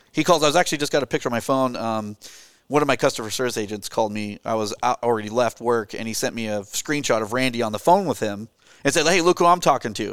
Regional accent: Gresham, Oregon, United States; I grew up in the Portland area, it's, uh, east of, uh, east of Portland, um, near Mount Hood, actually, in Gresham Boring, Troutdale area

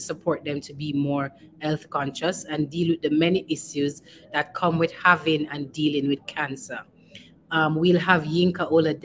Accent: Jamaica; as a Jamaican, we're sociable people

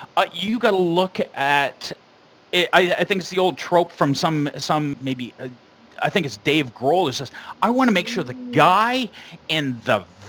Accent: Sarnia, Ontario, Canada; we're from Sarnia.

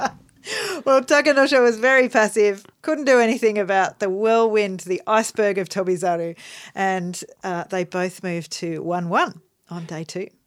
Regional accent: Australia; we're Australian

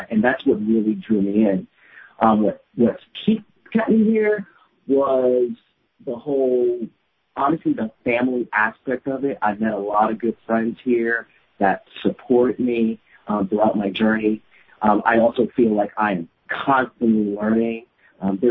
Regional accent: New York City, New York, United States; now in Florida, United States; I am originally from the Bronx, New York. I came to Florida

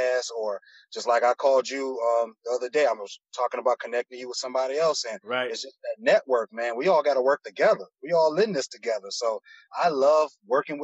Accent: Miami, Florida, United States; also born or lived in Broward County, Florida; I'm from Miami originally, born and raised in Miami. I moved up into Broward County around like elementary, middle school, but I'm back and forth from between Broward and Miami

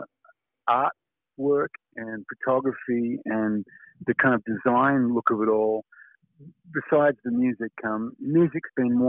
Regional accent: Australia; As an Australian

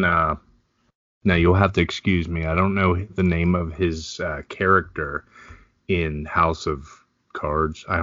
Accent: Lancaster, Pennsylvania, United States; I grew up in Lancaster.

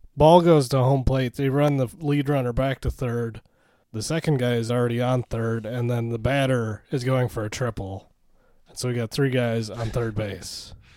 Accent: Minnesota, United States; as a Minnesotan

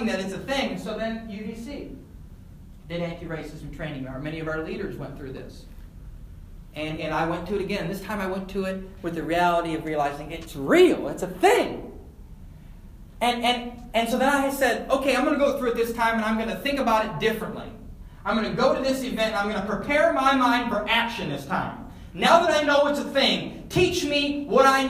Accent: Elgin, Illinois, United States; moved away; I went back to my hometown of Elgin a few months ago, and I stopped into Spring Hill Mall, which was the spot when I was in middle school, high school.

